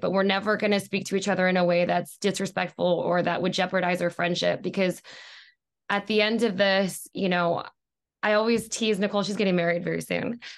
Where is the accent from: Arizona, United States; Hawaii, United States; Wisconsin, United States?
Hawaii, United States; moved away as an adult; also born or lived in New York; now in Los Angeles, United States; I was born and raised in Hawaii